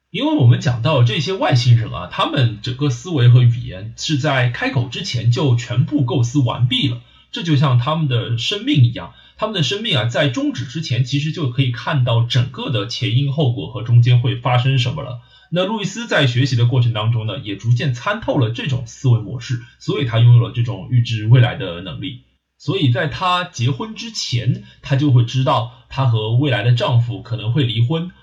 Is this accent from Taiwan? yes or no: no; Shanghai, China; accent: Shanghainese; 我说上海话的时候呢，就油腔滑调